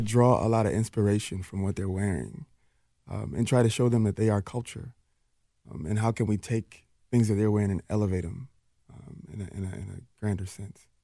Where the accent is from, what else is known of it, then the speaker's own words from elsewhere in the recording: Minneapolis, Minnesota, United States; also born or lived in Jackson, Mississippi; I'm a kid from North Minneapolis